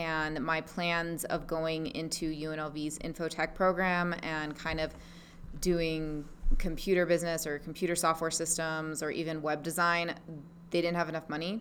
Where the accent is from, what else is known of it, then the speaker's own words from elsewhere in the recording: Big Island, Hawaii, United States; moved away; also born or lived in Las Vegas; I was born and raised in Hawaii on the Big Island